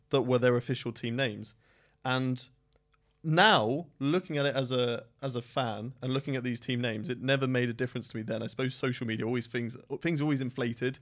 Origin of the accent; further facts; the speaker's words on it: United Kingdom; I am British through and through